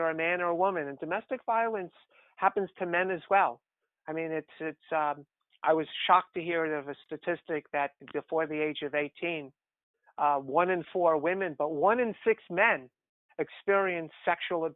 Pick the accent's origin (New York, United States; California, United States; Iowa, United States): New York, United States; New York City; also born or lived in Bronx, New York City; I grew up in New York City in Queens. I was born in the Bronx and then moved to Queens